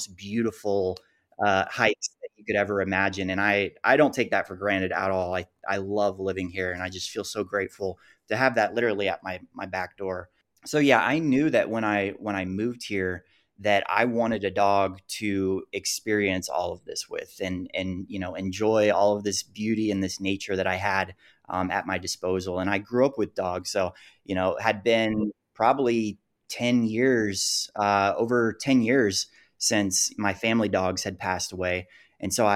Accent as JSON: {"language": "English", "town": "Gainesville", "region": "Florida", "country": "United States", "tie": "born or raised there", "moved": "as an adult", "lives_now": "Salt Lake City, United States", "said": "I was born and raised in Gainesville, Florida"}